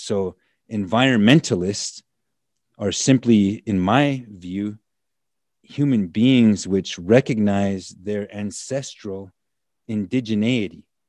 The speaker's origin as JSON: {"language": "English", "country": "United States", "tie": "born or raised there", "also_born_or_lived": "Black Hills, South Dakota", "said": "I grew up on the Standing Rock Nation, the Standing Rock Reservation"}